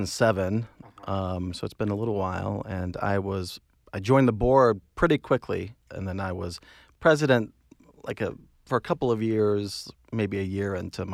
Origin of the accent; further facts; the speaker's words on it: Cary, North Carolina, United States; So I'm from North Carolina originally.